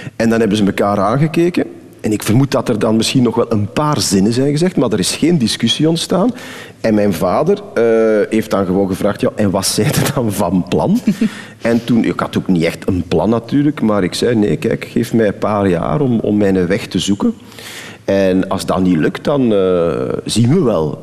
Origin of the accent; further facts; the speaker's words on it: Temse, Flanders, Belgium; ik ben van Temse, van het Waasland